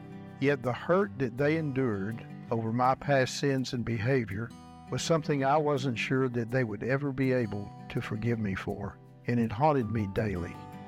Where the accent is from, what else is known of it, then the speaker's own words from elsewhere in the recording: Jacksonville, Texas, United States; After serving in the United States Navy, I returned to my hometown in East Texas, Jacksonville